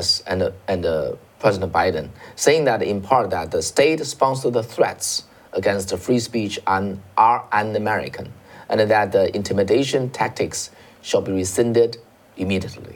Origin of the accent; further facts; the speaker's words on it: China; moved away as an adult; now in United States; we came from China